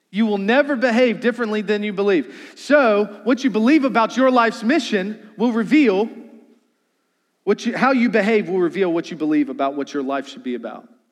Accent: Charles City County, Virginia, United States; growing up in Charles City County, I only had a double wide

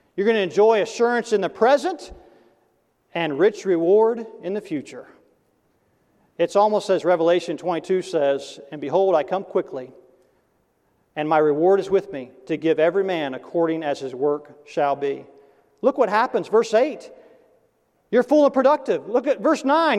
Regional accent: Tennessee, United States; when I was growing up in Tennessee, you know, the South

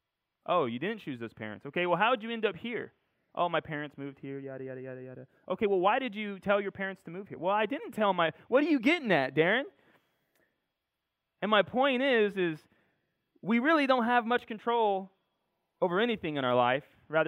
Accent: Corona, California, United States; born there; I was born in Corona, California, in case you didn't know.

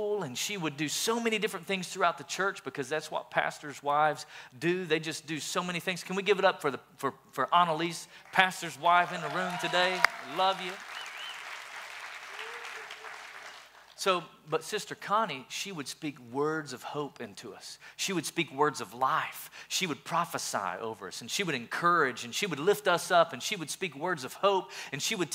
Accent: Sweetwater, Tennessee, United States; I grew up in a little town called Sweetwater

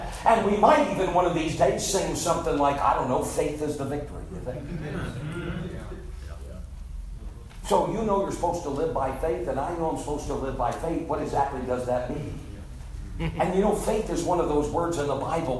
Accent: Northeast, United States; I grew up in the Northeast

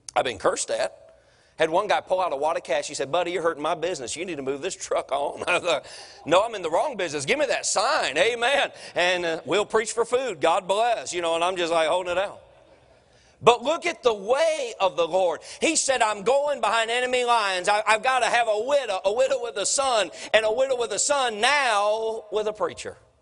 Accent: Durham, North Carolina, United States; I'm from Durham

